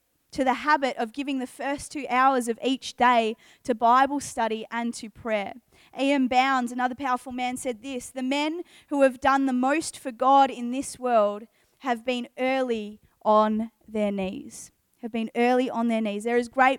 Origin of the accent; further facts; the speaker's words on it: Geelong, Victoria, Australia; now in Adelaide, Australia; I grew up in Geelong, Victoria. I spent a majority of my childhood there.